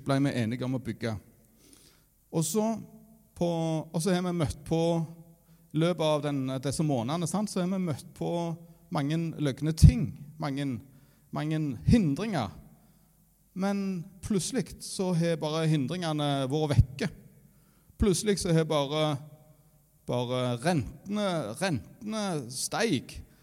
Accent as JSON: {"language": "Norwegian", "town": "Varhaug", "region": "Rogaland", "country": "Norway", "said": "jeg kommer fra Varhaug"}